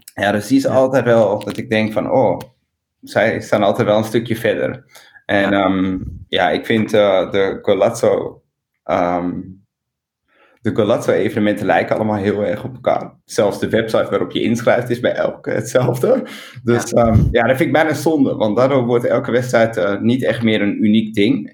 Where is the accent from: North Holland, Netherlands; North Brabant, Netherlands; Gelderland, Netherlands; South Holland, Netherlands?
North Holland, Netherlands; Amsterdam; ik ben geboren in Amsterdam en ik ben heel erg trots op Amsterdam